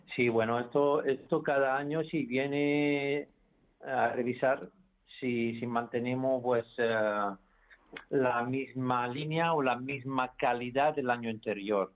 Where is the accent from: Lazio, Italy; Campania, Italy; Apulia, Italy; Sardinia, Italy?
Lazio, Italy; Rome; Spanish is a second language; moved away; Yo soy de Roma